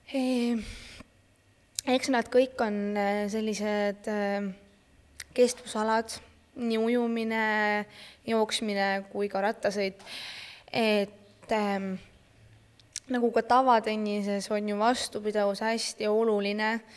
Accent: Estonia; ma olen Eesti äh, parasportlane

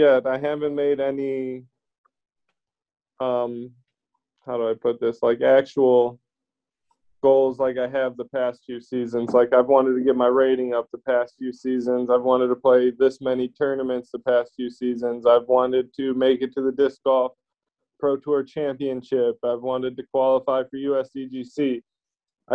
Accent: Illinois, United States; I grew up in Illinois. I'm stuck here right now

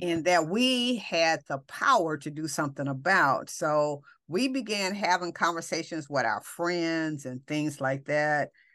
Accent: Los Angeles, California, United States; we come from Watts

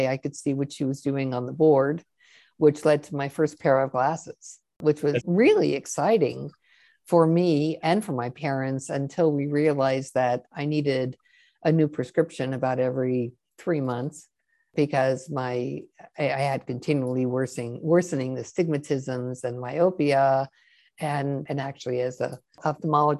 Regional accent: Washington, District of Columbia, United States; I grew up in Washington, D.C. in the late 50s and 60s

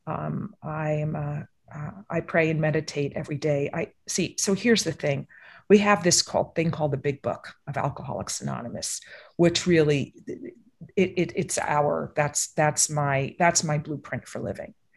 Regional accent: East Coast, United States; I grew up on the East Coast

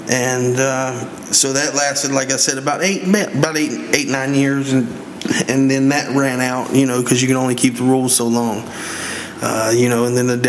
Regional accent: West Virginia, United States; I'm originally from West Virginia.

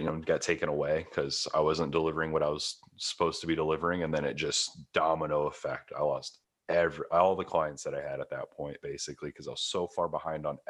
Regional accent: Midwest, United States; moved away as an adult; also born or lived in Los Angeles; I come from the Midwest. I come from a town where if you make 40 grand a year, you own a house, you have a car, you're done.

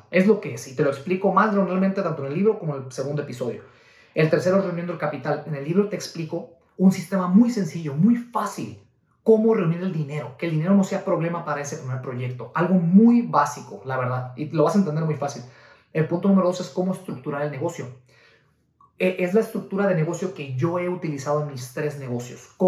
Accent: Guadalajara, Jalisco, Mexico; nosotros venimos de Guadalajara, Jalisco, México, eh, estuvimos al frente del negocio por 8 o 9 años aproximadamente, al frente del negocio familiar, una agencia de renta de autos.

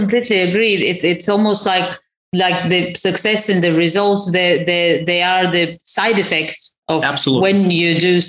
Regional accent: Crimea, Ukraine; moved away; where are you from? I'm like, Crimea.

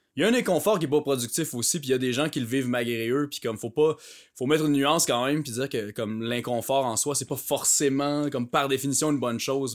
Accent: Canada; j'étais un Canadien

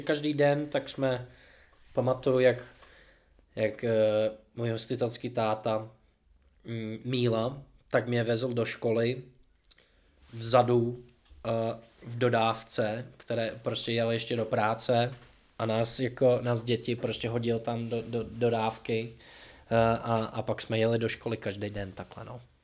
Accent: Seattle, New Jersey, United States; Czech is a second language; moved away as an adult; also born or lived in Boston, Massachusetts, United States; now in Czech Republic; já jsem se narodil v New Jersey mm-hmm. a pak jsme přestěhovali do Seattleu, když mi bylo 11.

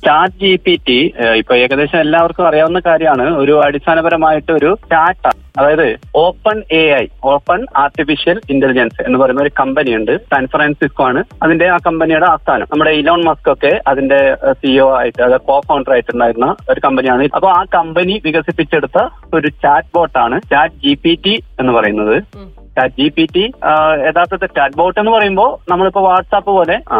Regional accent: Kasaragod, Kerala, India; ഞാൻ കാസർഗോഡ് സ്വദേശിയാണ്

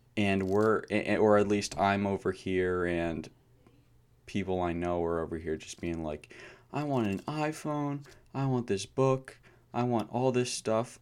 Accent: United States; I was born in America

